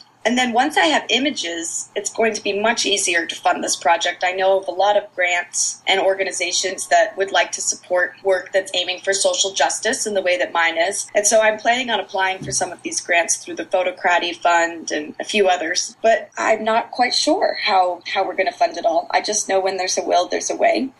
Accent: Maine, United States; I grew up in Maine

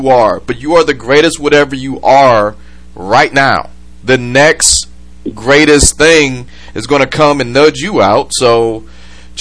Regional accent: Michigan, United States; they are from Michigan, like I am. I'm broadcasting from Detroit.

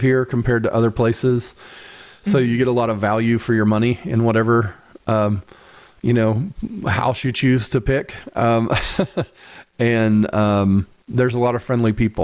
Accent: Muncie, Indiana, United States; also born or lived in Nashville, Tennessee / Greenfield, Indiana; now in Indianapolis, United States; when I was younger, I grew up in Muncie

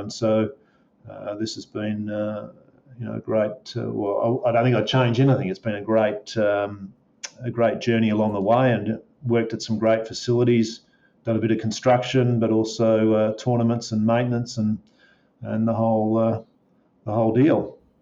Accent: Melbourne, Victoria, Australia; I'm fairly local here, so I'm Melbourne um, born and raised on a dairy farm.

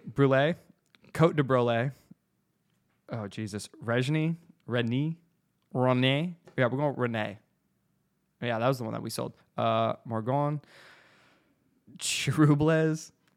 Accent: Arizona, United States; we're from Arizona

